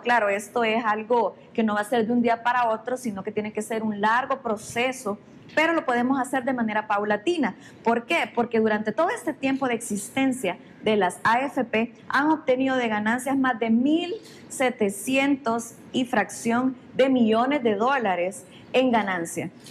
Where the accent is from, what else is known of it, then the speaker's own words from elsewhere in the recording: San Marcos, San Salvador, El Salvador; Yo soy del pueblo, soy de San Marcos, incluso vivo ahí